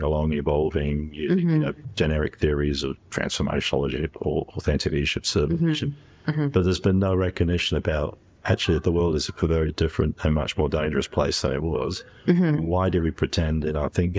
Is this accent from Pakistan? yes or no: no; England, United Kingdom; moved away as an adult; also born or lived in Canada / New Zealand; I've spent the first 18 years of my life in England, the next 18 in Canada, another 18 in New Zealand.